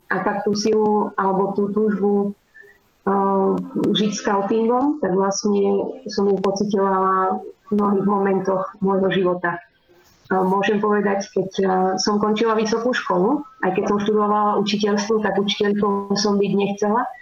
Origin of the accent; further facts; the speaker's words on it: Krompachy, Košice Region, Slovakia; moved away as an adult; now in Spain; pochádzam eh, z Krompa, z východného Slovenska.